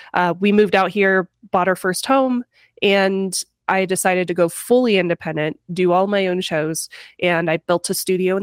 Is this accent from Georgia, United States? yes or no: yes; Georgia, United States; born there; So my mom's family is from North Carolina, but I was born in Georgia.